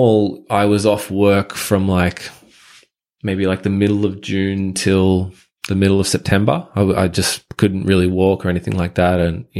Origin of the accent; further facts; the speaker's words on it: Sutherland Shire, New South Wales, Australia; also born or lived in Japan; So my story, I guess, you know, I grew up in the Shire, pretty normal high school life.